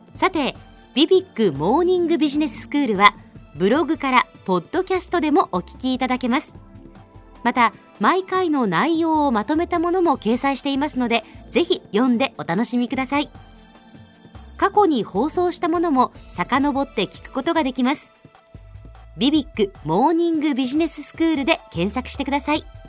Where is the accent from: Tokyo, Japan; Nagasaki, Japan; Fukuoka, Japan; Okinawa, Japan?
Nagasaki, Japan; 私長崎出身なので